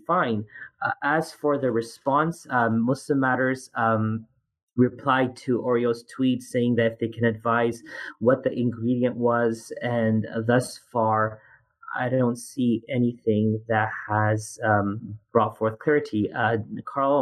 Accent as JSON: {"language": "English", "country": "Canada", "moved": "yes", "lives_now": "United States", "said": "as a Canadian"}